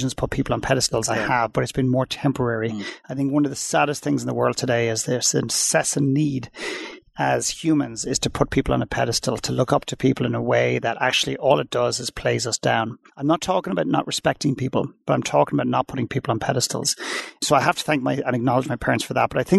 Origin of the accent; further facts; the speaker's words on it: Dublin, Leinster, Ireland; moved away; I went back to Dublin in Ireland where I'm originally from